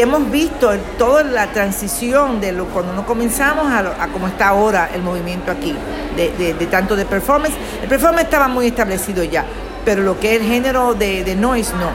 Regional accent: Dominican Republic; now in Miami Beach, United States; soy dominicana, aunque vivo en Miami Beach, en, en Estados Unidos

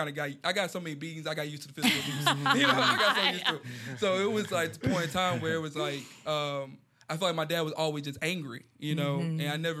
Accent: Houston, Texas, United States; yeah, I grew up in Houston

